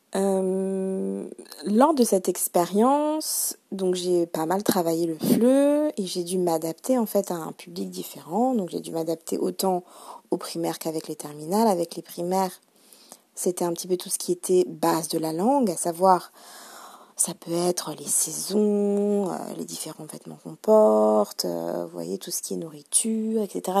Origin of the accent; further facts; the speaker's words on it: France; first language French; quand on est français, on ne fournit pas tant d'efforts que ça puisque c'est notre langue maternelle